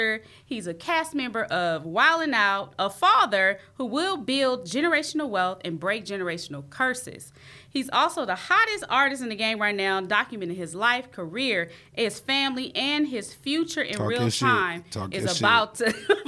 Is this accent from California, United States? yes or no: yes; Long Beach, California, United States; I'm from Long Beach, the East Side to be exact